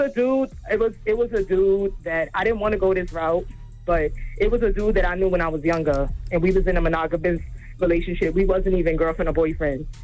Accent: Westchester County, New York, United States; now in Brooklyn, United States; I'm originally from Westchester County, but I live in Brooklyn

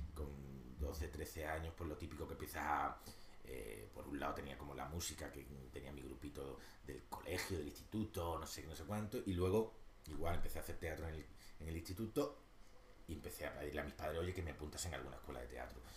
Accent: Málaga, Andalusia, Spain; now in Madrid, Spain; yo soy un cabal de Málaga, de familia humilde de Málaga

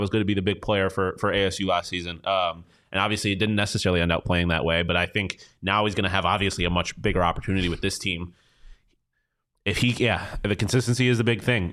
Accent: Buffalo, New York, United States; me being from Buffalo

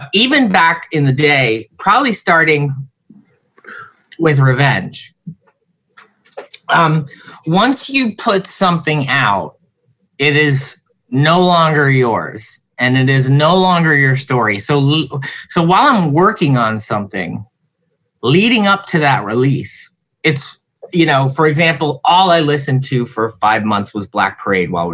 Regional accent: New Jersey, United States; moved away; we're all from Jersey

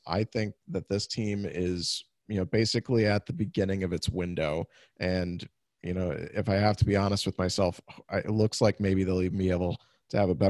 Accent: Central Illinois, United States; I grew up in Central Illinois, where probably 70% of baseball fans are Cardinals fans, and White Sox are a very small percentage here.

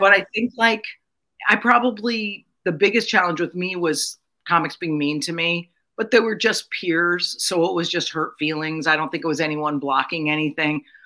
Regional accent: Connecticut, United States; moved away as an adult; also born or lived in Mount Kisco, New York; I grew up in Connecticut

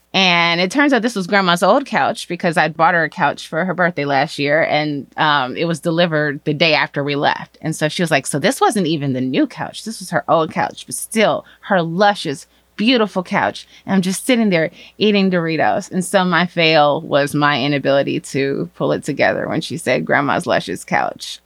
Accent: Chicago, Illinois, United States; I am from Chicago.

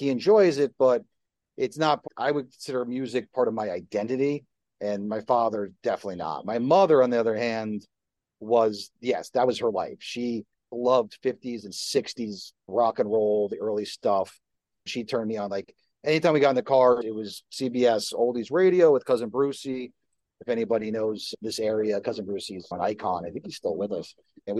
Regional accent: Livingston, New Jersey, United States; I grew up in New Jersey. How cliche is that for this conversation?

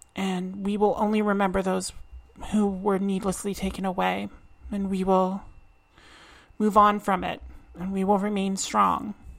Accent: Truro, Nova Scotia, Canada; now in Halifax, Canada; I am Nova Scotian. I was born and raised in Truro, and now live in Halifax.

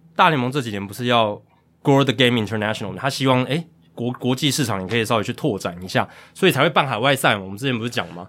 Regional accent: Taiwan; 我们台湾人也都知道该去哪边看

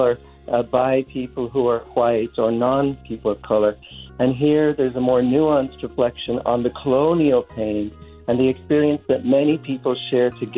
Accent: Dublin, Leinster, Ireland; now in San Francisco, United States; I'm originally from Dublin, Ireland. And we know in Ireland, all of us grow up learning about this history

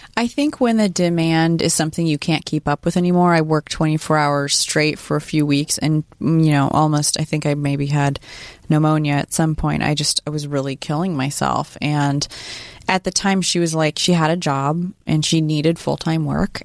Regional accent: Sacramento, California, United States; I grew up in Sacramento

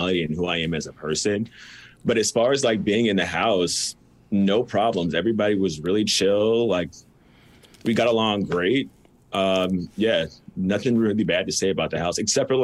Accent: Melrose Park, Illinois, United States; now in Naperville, United States; I was born in Melrose Park.

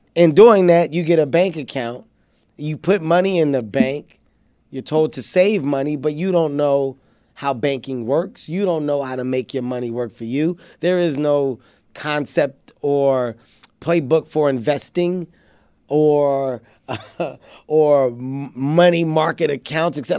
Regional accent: Philadelphia, Pennsylvania, United States; I come from North Philadelphia. Uh, I'm an inner city kid.

